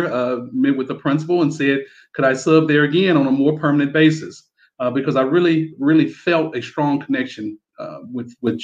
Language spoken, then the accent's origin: English; Mississippi, United States; also born or lived in Florida; now in United Arab Emirates; me and my wife, we're from Mississippi originally. That's where our roots are from